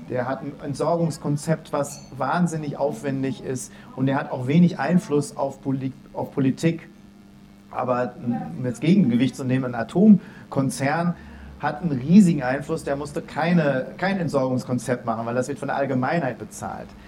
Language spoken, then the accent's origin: German; Dortmund, North Rhine-Westphalia, Germany; Ich komme aus Dortmund, wo ähm, es nicht nur alle Leute auf Rosen gebettet sind